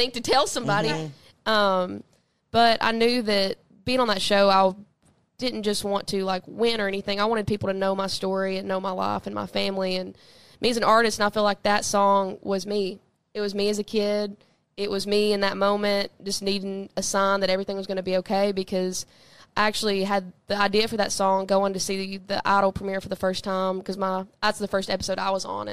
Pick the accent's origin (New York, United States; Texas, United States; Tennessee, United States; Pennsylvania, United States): Tennessee, United States; Southeast; growing up in Southeast Tennessee